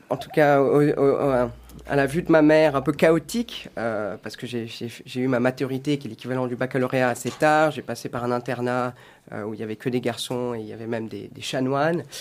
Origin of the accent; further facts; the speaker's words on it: Switzerland; Tout à fait. Euh, j'espère d'ailleurs que, que, mon accent n'est pas trop fort.